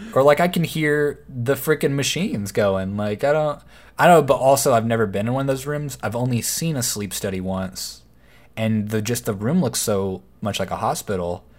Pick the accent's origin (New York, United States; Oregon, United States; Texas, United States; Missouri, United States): Texas, United States; Waco; growing up in Waco, it was always a small town